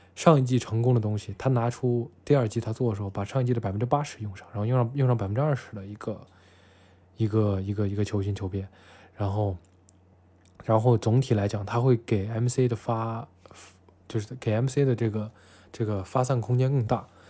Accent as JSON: {"language": "Chinese", "town": "Xi'an", "region": "Shaanxi", "country": "China", "tie": "born or raised there", "said": "西安啊，我的故乡，就我现在生活这个城市，西安"}